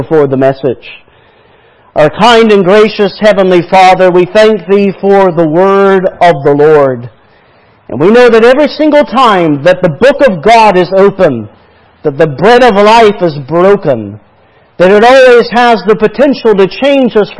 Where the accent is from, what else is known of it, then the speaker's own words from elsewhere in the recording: Bangor, Maine, United States; also born or lived in Texas; I was born in Texas, but my mother's family was from down south, but my father's family is from Maine, so I grew up in Maine